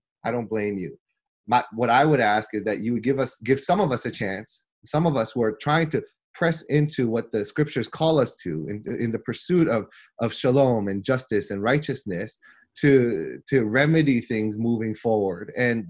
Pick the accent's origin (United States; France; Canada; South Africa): United States; I was born in the United States. So I'm fully American, right? So I'm Korean American